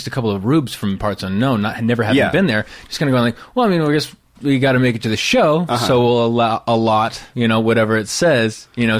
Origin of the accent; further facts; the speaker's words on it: California, United States; I was a Rube from Northern California. Yeah. I mean, I had one stoplight in my town.